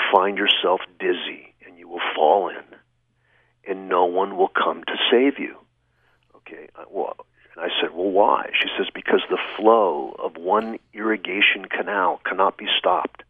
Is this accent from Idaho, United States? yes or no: no; Fresno, California, United States; I grew up in the suburbs of Fresno